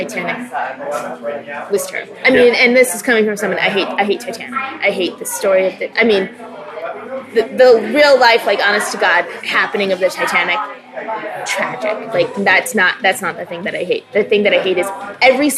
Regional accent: Rochester, New York, United States; now in New Hampshire, United States; I grew up in Rochester, New York

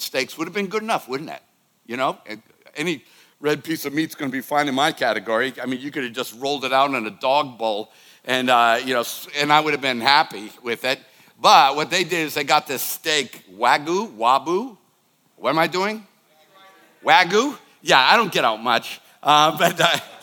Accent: Boston, Massachusetts, United States; I was growing up in the Boston area

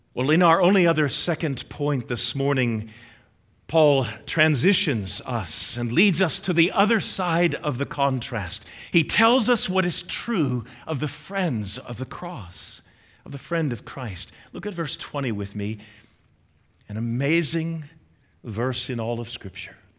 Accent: United States

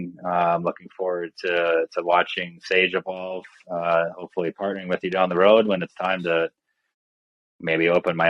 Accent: Minnesota, United States; moved away; I'm originally from Minnesota, so I'm well versed in the cold.

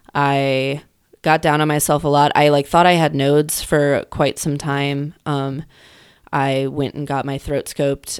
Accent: Chicago, Illinois, United States; moved back here because my mom's family is from here

